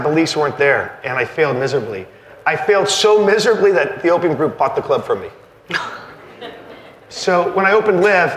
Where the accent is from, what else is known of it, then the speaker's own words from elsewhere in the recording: Naples, Florida, United States; I'm from Naples, Florida